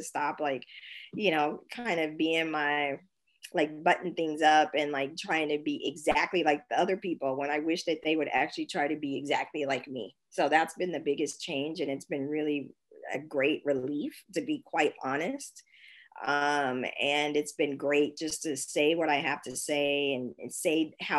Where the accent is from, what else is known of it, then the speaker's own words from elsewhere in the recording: Kansas, United States; also born or lived in San Francisco, United States; now in Germany; growing up in Kansas